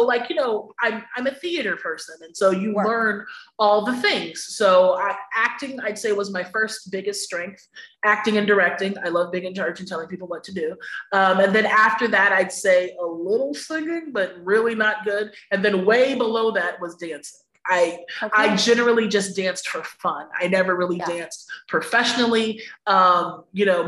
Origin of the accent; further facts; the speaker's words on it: Sacramento, California, United States; now in New York, United States; I'm from the suburbs in Sacramento, California, boring as shit